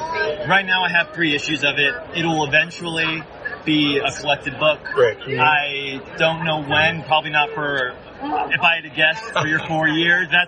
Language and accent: English; Tucson, Arizona, United States; I'm from Tucson, Arizona.